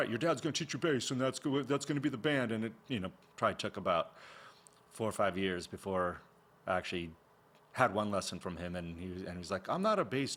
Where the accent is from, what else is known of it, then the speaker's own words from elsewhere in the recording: California, United States; growing up in California